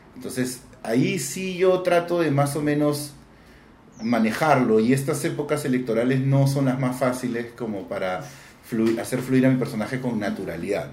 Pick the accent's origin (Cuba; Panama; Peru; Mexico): Peru; yo soy peruano